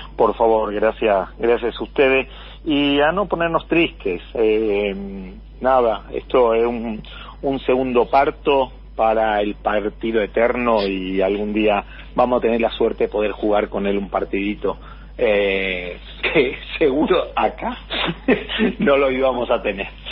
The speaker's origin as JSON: {"language": "Spanish", "region": "southern Spain", "country": "Spain", "moved": "yes", "lives_now": "Argentina", "said": "yo soy del sur de España"}